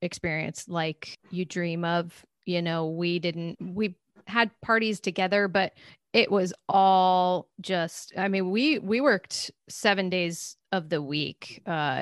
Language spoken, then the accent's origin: English; Massachusetts, United States; moved away as an adult; also born or lived in Connecticut; now in Los Angeles, United States; My home state is Massachusetts